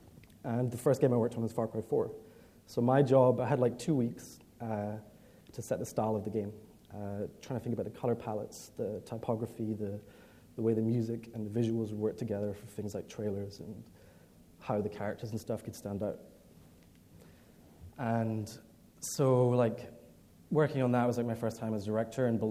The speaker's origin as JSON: {"language": "English", "town": "Edinburgh", "region": "Scotland", "country": "United Kingdom", "tie": "born or raised there", "said": "I'm from Scotland. Grew up in Edinburgh, spent pretty much all my life there, despite my accent."}